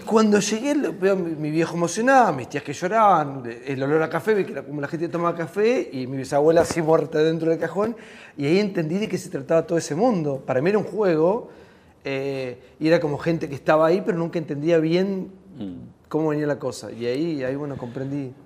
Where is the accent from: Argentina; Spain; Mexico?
Argentina; Tres Algarrobos, Buenos Aires Province; moved away as an adult; era un pibe en mi pueblo, en Tres Agarrobos